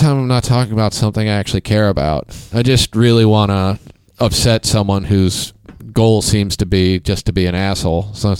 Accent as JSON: {"language": "English", "town": "Kansas City", "country": "United States", "moved": "yes", "said": "I'm from Kansas City."}